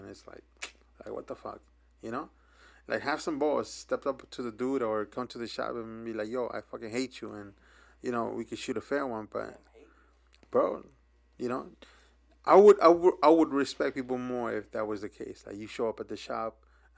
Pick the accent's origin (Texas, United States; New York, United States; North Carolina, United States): New York, United States; we're from New York, so we grow up different than other places